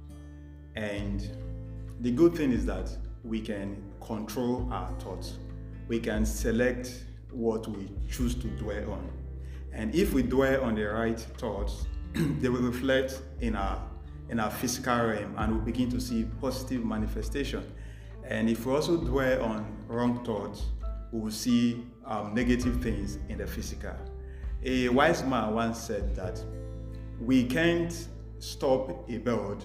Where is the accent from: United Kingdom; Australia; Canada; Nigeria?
Nigeria; moved away as an adult; now in Delhi, India; I am from Nigeria, but presently a final year Master of Technology student at the Indian Institute